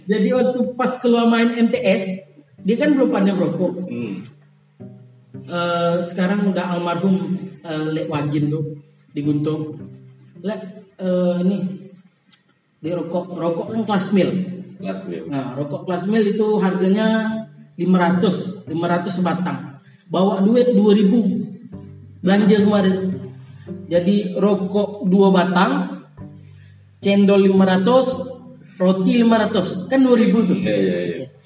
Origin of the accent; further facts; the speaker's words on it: Teluk Pinang, Riau, Indonesia; also born or lived in Guntung; saya SD di Teluk Pinang. Lahir di Teluk Pinang. SD itu dari kelas 1 sampai kelas 3 di Teluk Pinang. Hmm. Terus kelas 3 sampai kelas 6 pindah ke Guntung.